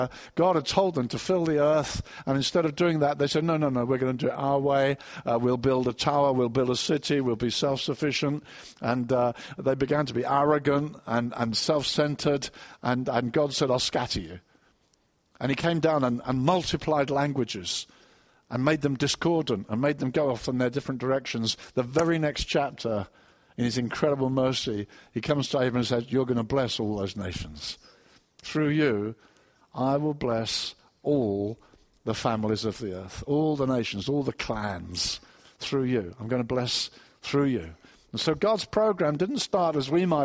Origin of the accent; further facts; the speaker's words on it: Brighton, South East England, United Kingdom; I come from Brighton